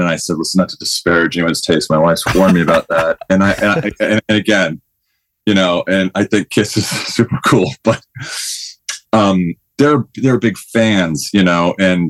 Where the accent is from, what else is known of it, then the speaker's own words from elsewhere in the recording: Huntington Beach, California, United States; Huntington Beach.